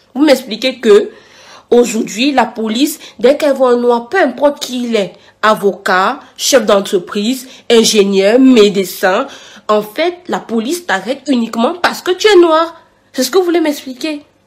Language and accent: French; Cameroon; moved away as an adult; now in France; En Afrique, je suis camerounaise